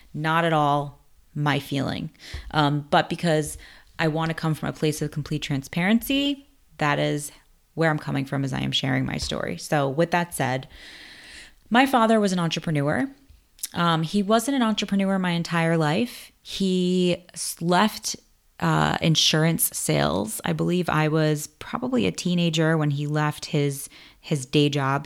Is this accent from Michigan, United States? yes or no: no; New York City, New York, United States; also born or lived in Bronx, New York; I was born in the Bronx, but I was raised in Queens